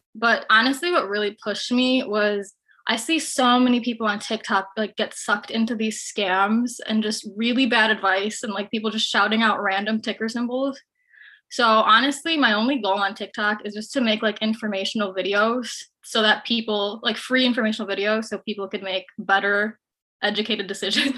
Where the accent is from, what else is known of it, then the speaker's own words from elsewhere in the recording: Chicago, Illinois, United States; I'm from Chicago